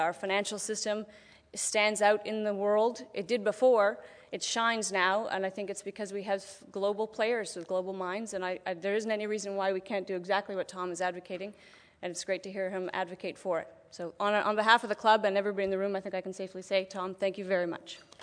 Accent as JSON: {"language": "English", "country": "Canada", "said": "we're all quite familiar with the Canadian characteristic of not particularly wanting to, to sing our own praises"}